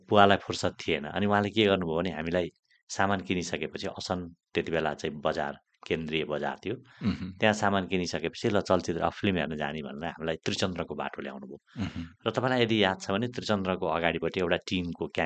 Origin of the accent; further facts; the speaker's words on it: Kavre, Bagmati, Nepal; म त काभ्रेमा जन्मिएको मान्छे